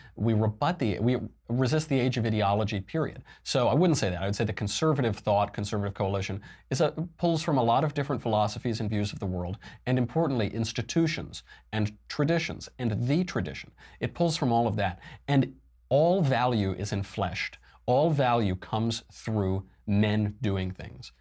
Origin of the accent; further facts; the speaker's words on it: California, United States; my home state of California